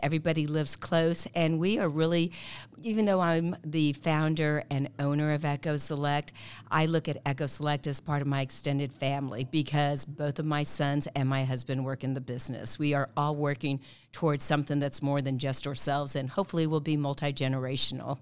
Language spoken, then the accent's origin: English; Kansas City, Missouri, United States; also born or lived in Azores, Portugal / Mallorca, Spain; I'm a Kansas City girl. I've been here since the early seventies